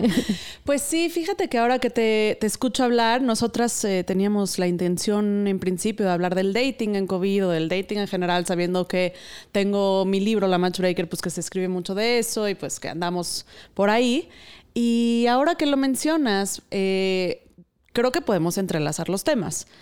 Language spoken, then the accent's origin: Spanish; Mexico; la cultura sumisa de la que provenimos siendo la mexicana, en mi caso